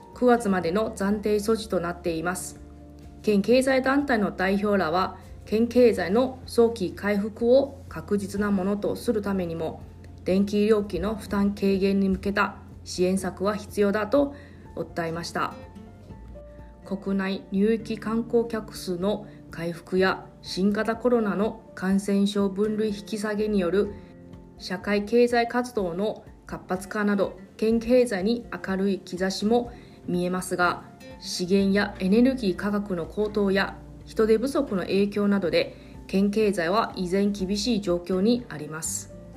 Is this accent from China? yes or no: no; Taiwan; Japanese is a second language; moved away as an adult; now in Okinawa, Japan; 私の、えー、地元の台湾